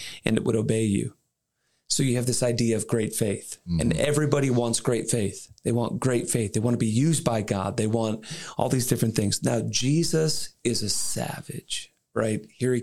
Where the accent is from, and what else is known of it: Dallas, Texas, United States; born or raised there